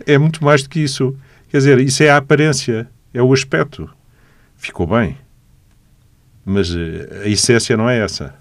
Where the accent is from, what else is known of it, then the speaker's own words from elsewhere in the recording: Lisbon, Portugal; Eu nasci em Lisboa, nasci no bairro Alto, eh, estudei em Lisboa, trabalhei sempre em Lisboa